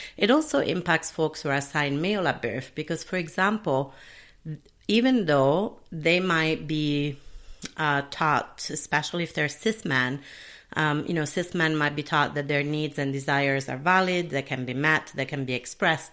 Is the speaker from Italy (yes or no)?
yes; Italy; also born or lived in United Kingdom / Sicily; now in Minneapolis, United States; where I was brought up in Italy